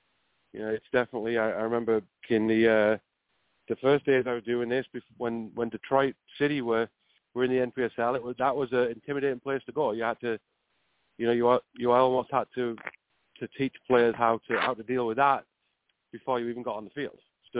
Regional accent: England, United Kingdom; it's very similar to what I grew up in England

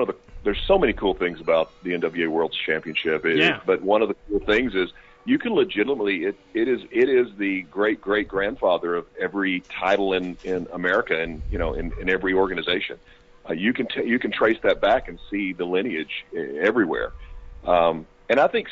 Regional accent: Arkansas, United States; I grew up in Arkansas

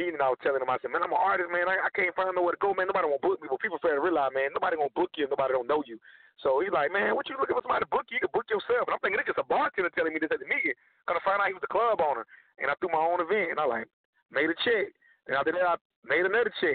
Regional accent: Georgia, United States; now in Dallas, United States; I'm from Georgia. Stay in Dallas, Texas right now

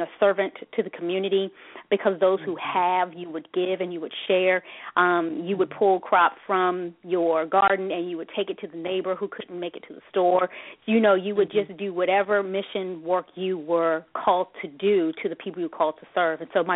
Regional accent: Washington, District of Columbia, United States; I was born and raised in Washington, D.C., and I went to Howard

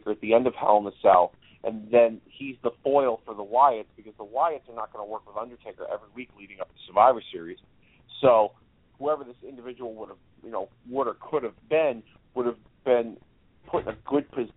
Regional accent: Hartford, Connecticut, United States; Hartford, Connecticut, as Mike Ferrara had mentioned last week on this show, my hometown

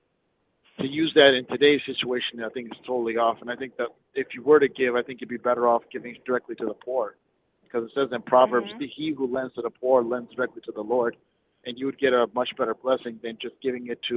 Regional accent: Minnesota, United States; I'm from Minnesota

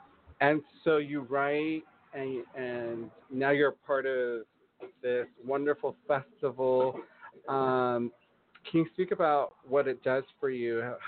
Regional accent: El Monte, California, United States; I'm from El Monte too, and I'm like, yeah, represent, SGV.

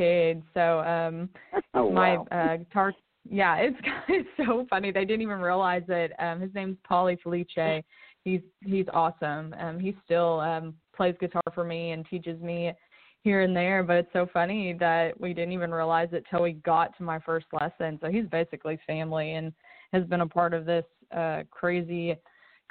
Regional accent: Lexington, Kentucky, United States; moved away as an adult; now in Nashville, United States; I was born and raised in Lexington, Kentucky.

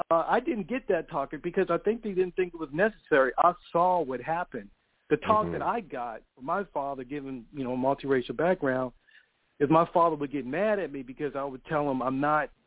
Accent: Baltimore, Maryland, United States; I grew up in West mm-hmm. Baltimore.

